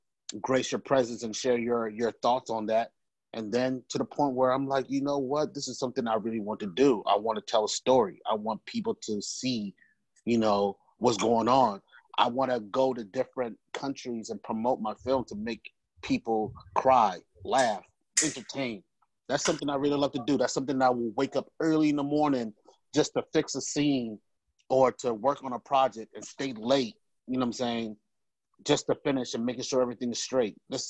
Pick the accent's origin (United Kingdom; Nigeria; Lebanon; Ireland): Nigeria; now in United States; as a Nigerian, you know, most Nigerian, your parents want you to be in, you know, either a nurse or doctor